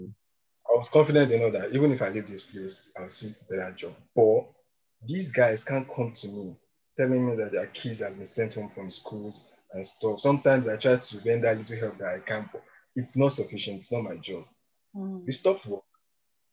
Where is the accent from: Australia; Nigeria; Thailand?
Nigeria; moved away as an adult; now in United Kingdom; I see myself as an ambassador of Nigeria